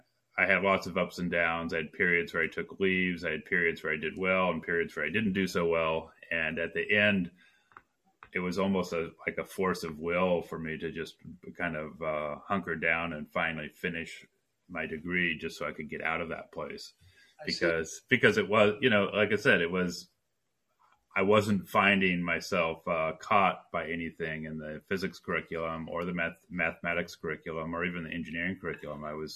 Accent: Colorado, United States; also born or lived in Oklahoma City / Durango / Casper / Calgary; So I was born in Oklahoma City, and we moved into Durango, Colorado, to Casper, Wyoming, to Calgary, Alberta, to Dallas, Texas.

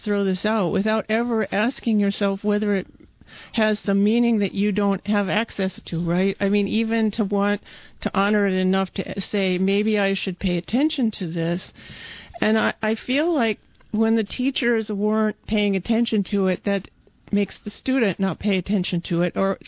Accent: Midwest, United States; moved away; I came from the Midwest and in a small place

